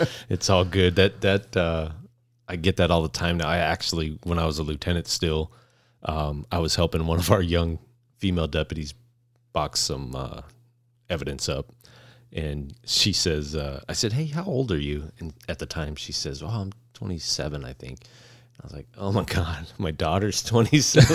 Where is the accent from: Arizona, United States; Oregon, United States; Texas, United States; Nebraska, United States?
Arizona, United States; Phoenix; also born or lived in Queen Creek, Arizona; I grew up in South Phoenix